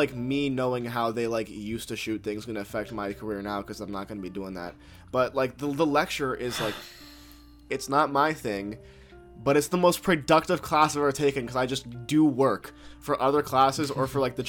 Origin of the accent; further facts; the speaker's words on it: New York, United States; I'm also from New York.